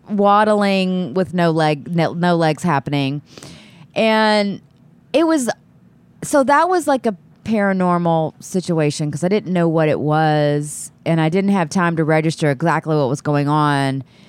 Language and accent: English; Texas City, Texas, United States; also born or lived in Austin, Texas; I'm from, live there now, but I'm from Texas City, uh, Texas